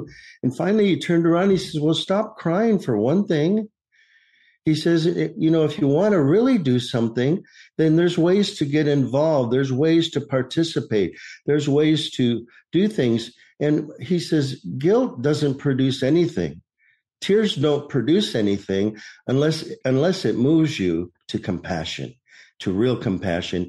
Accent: Michigan, United States; now in Maricopa, United States; I was born and raised in Michigan.

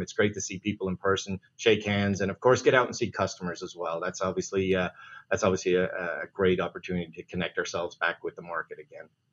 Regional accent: Ireland; moved away; being an Irish guy

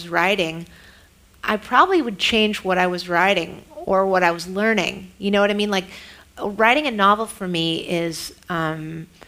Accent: San Francisco, California, United States; I am from San Francisco

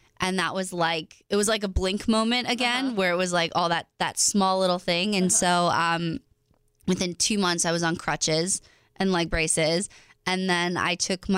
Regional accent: East Coast, United States; I'm from the East Coast

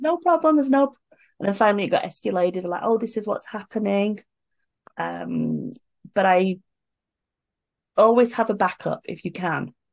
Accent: United Kingdom; moved away as an adult; now in South Korea; I'm British

